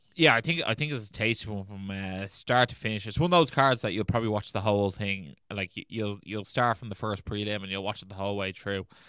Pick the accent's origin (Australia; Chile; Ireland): Ireland; we're Irish